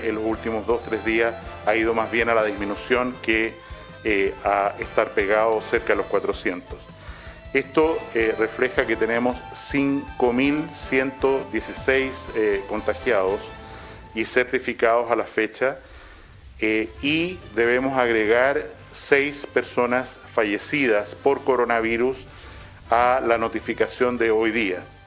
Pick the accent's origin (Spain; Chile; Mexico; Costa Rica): Chile; como chilenos y chilenas que somos